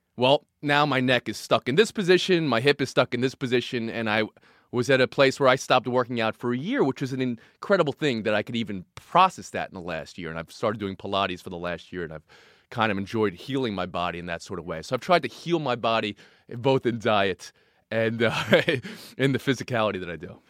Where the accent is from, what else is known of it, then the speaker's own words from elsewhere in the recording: New York, United States; also born or lived in New Jersey; I grew up in New York and New Jersey